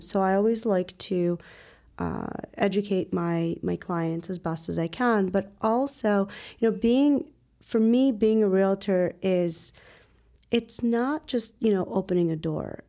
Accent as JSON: {"language": "English", "area": "Northwest Suburbs of Chicago", "region": "Illinois", "country": "United States", "tie": "born or raised there", "also_born_or_lived": "Ukraine", "lives_now": "Chicago, United States", "said": "eventually moved out to the Northwest Burbs. where I actually spent most of my childhood, uh, early adulthood"}